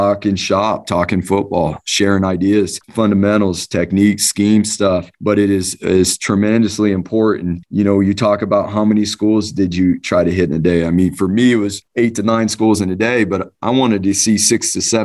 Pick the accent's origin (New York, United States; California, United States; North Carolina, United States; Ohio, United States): California, United States; Southern; moved away as an adult; now in Boise, United States; growing up in Southern California